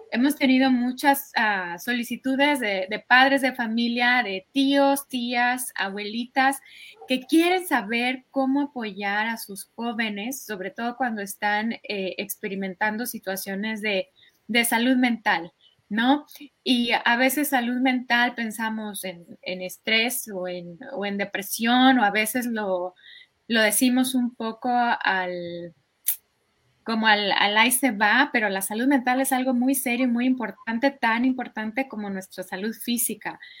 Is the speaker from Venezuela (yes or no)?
no; Mexico; moved away as an adult; now in United States; yo crecí en México